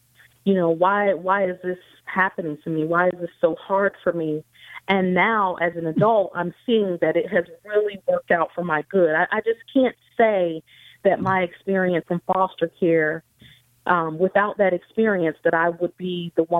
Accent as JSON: {"language": "English", "town": "Pensacola", "region": "Florida", "country": "United States", "tie": "born or raised there", "also_born_or_lived": "Philadelphia / California", "moved": "yes", "said": "I grew up in Pensacola."}